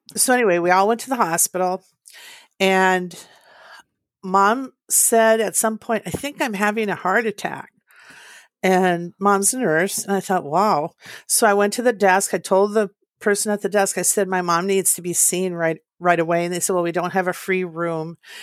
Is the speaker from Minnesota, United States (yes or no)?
yes; Eveleth, Minnesota, United States; I was born to Pat and Willie in northern Minnesota in a small town called Eveleth.